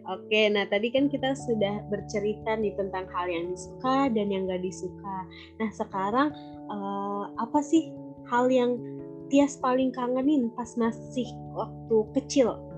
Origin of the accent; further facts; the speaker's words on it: Jakarta, Indonesia; now in Cibitung, Indonesia; Dulu tuh waktu kecil aku tinggalnya di Halim di kampung Makassar, Jakarta Timur. Sekarang aku udah pindah nih sama keluarga aku pindah ke Cibitung.